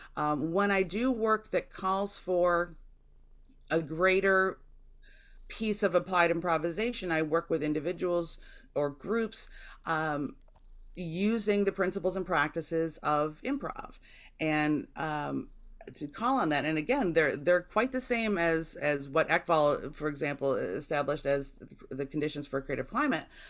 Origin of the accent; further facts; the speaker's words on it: Jamestown, New York, United States; my hometown of Jamestown, New York